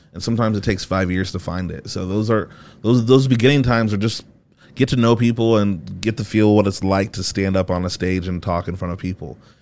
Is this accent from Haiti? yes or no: yes; Haiti; also born or lived in Fort Wayne, Indiana / Columbia City, Indiana; now in Indianapolis, United States; I'm Haitian.